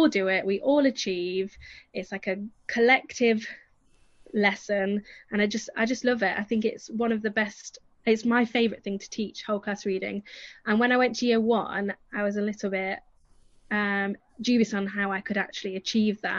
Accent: the north of England, United Kingdom; accent: northern; moved away; I'm northern, so my accent's very different to where the children I teach is

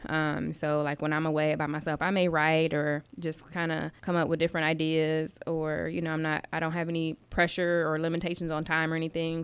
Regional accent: South Bend, Indiana, United States; also born or lived in Alabama; I was born and raised in South Bend. I'm an East Sider

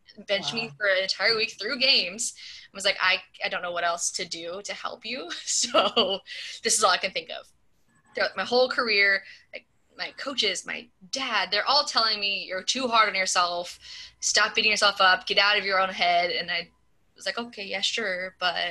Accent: Southern California, United States; moved away; I grew up in Southern California.

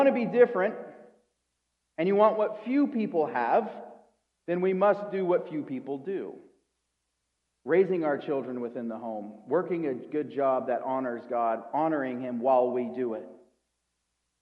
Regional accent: United States; I'm an American

